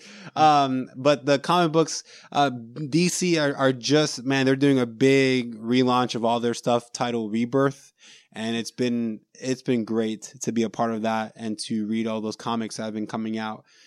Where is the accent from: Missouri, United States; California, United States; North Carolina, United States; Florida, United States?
Florida, United States; Orlando; We're from Orlando